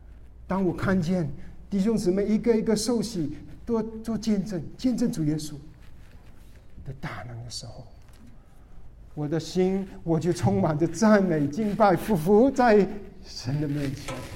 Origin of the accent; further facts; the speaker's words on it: Guangdong, China; 我们广东人叫他林伯林宝。